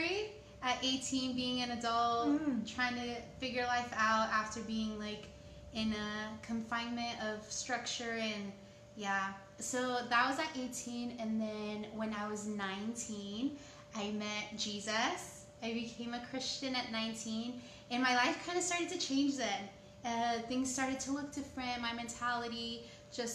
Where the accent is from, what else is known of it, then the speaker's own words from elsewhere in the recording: San Diego, California, United States; first language Spanish; English is a second language; I was born in San Diego, California